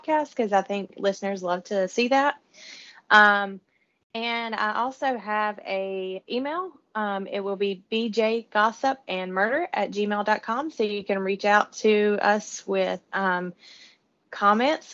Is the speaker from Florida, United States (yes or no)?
no; North Carolina, United States; moved away as an adult; now in South Georgia, United States; We're all from North Carolina. Now living in South Georgia